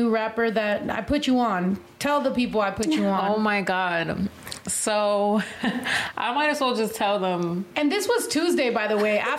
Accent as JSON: {"language": "English", "region": "West Coast", "country": "United States", "said": "I mean, I'm from the West Coast. Like, I'm used to rappers that are like that."}